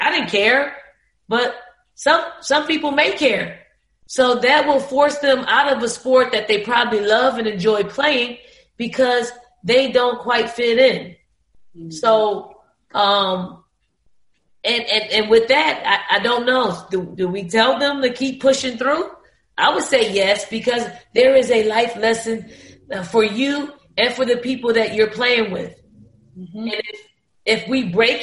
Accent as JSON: {"language": "English", "town": "Philadelphia", "region": "Pennsylvania", "country": "United States", "tie": "born or raised there", "said": "growing up in the Raymond Rosen Projects"}